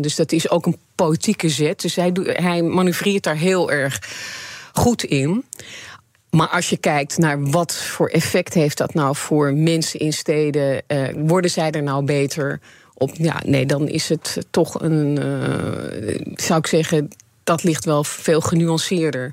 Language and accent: Dutch; Netherlands; ik realiseer me niet hoe Nederlands ik ben